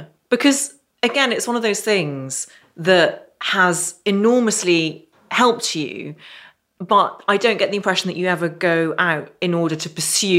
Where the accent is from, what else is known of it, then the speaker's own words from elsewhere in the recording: Ireland; And I grew up in Ireland, so I know that temperature is king.